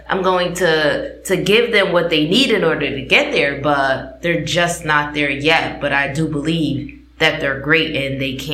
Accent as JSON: {"language": "English", "region": "East Coast", "country": "United States", "said": "I am from the East Coast and our"}